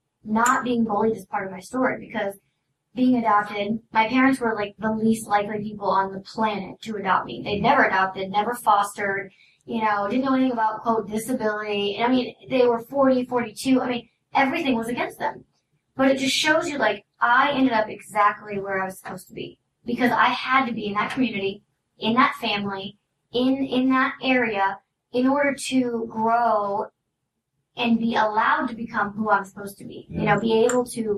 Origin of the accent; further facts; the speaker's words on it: Oblong, Illinois, United States; also born or lived in Salem, Illinois; now in Los Angeles, United States; Southern Illinois, small town, middle of nowhere. Where is it? Oblong. You've never heard of it.